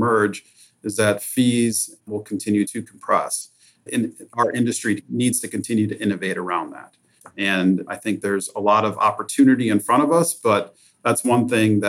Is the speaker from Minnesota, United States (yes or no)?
yes; Minnesota, United States; I'm born and raised in Minnesota, and I am so lucky and fortunate that our North American headquarters are based here in my hometown.